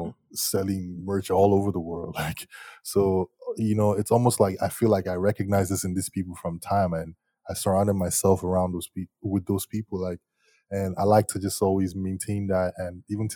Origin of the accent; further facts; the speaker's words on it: Lagos, Nigeria; now in Toronto, Canada; I'm Nigerian. I was born and raised in Lagos. Like, I'm an Igbo boy